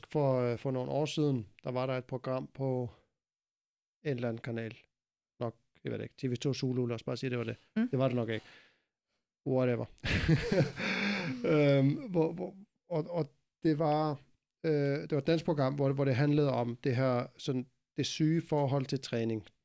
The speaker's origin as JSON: {"language": "Danish", "country": "Iceland", "said": "Jeg er meget speciel, fordi jeg kommer fra Island."}